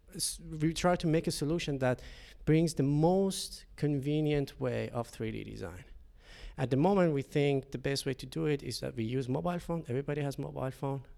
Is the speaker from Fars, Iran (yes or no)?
yes; Shiraz, Fars, Iran; moved away as an adult; now in Finland; I'm coming from Iran, Shiraz. Uh, it's a city in Center South.